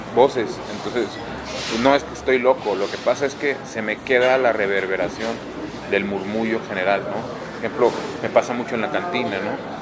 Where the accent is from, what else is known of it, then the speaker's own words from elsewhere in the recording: northern Mexico, Mexico; al lugar de donde provengo